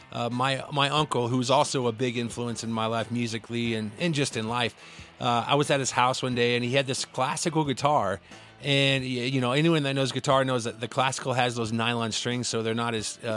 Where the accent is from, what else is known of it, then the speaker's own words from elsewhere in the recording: Midwest, United States; I grew up in the Midwest in the 80s